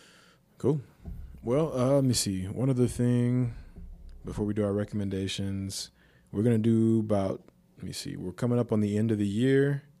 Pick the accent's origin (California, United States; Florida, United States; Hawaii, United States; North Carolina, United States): Hawaii, United States; born there; See, I was born in Hawaii, so like I knew of Polynesian people